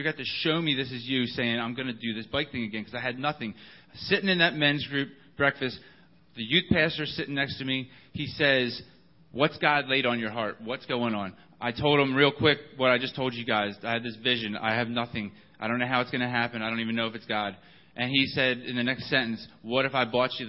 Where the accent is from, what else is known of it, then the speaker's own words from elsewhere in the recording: Baltimore, Maryland, United States; moved away as an adult; also born or lived in Alabama; I'm from Baltimore, Maryland